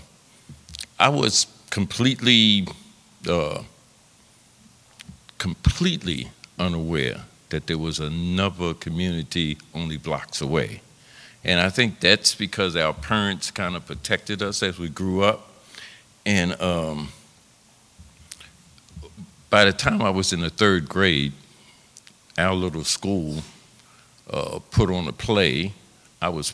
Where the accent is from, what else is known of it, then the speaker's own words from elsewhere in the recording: Baltimore, Maryland, United States; I grew up in West Baltimore near Pennsylvania Avenue.